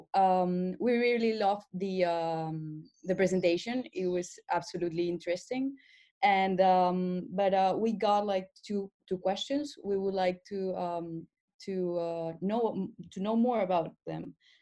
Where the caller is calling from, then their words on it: Lima, Peru; English is a second language; I am connecting from Lima, Peru.